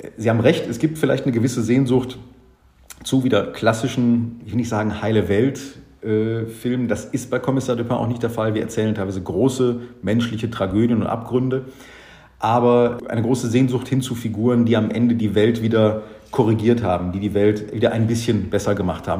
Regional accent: Germany; als Deutscher

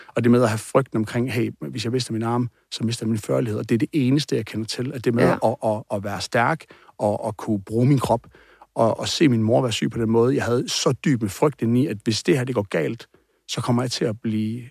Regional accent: Aarhus, Central Denmark Region, Denmark; born or raised there

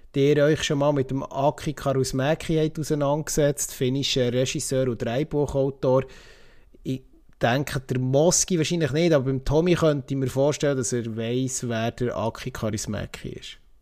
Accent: Switzerland; bei uns in der Schweiz

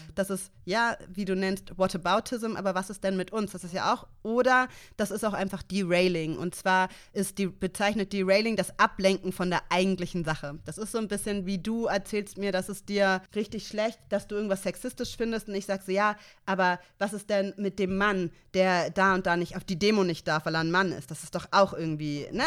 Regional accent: Hamburg, Germany; ich bin in Mümmelmannsberg aufgewachsen in Hamburg

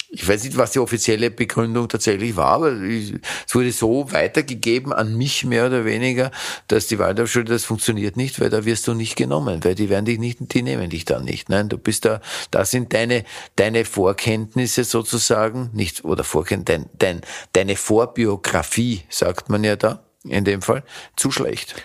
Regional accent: Vienna, Austria; Ich habe im zweiten Bezirk gewohnt, ich bin ein Kind des zweiten Bezirkes, nennt sich Leopoldstadt

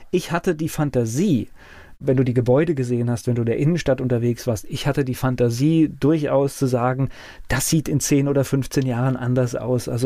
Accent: West Germany, Germany; für mich als Westdeutscher

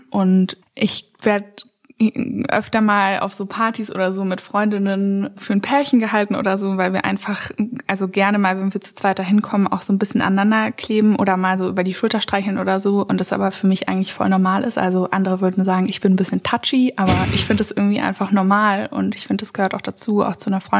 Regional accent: Witten, North Rhine-Westphalia, Germany; Ich bin in Witten groß

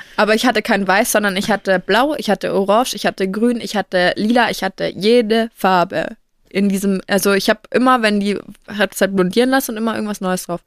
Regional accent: Franconia, Bavaria, Germany; bei uns in Franken

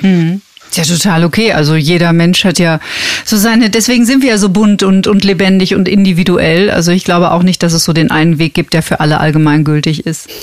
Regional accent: Germany; bei uns in Deutschland

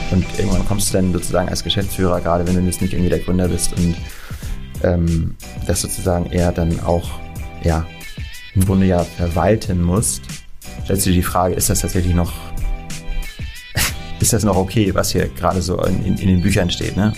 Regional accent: Kiel, Schleswig-Holstein, Germany; moved away as an adult; also born or lived in Amberg; now in Hamburg, Germany; Ich bin ein gebürtiger Kieler

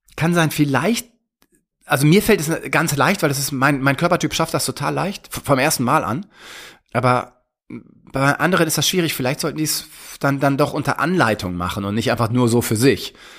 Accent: Germany; bei uns in Deutschland

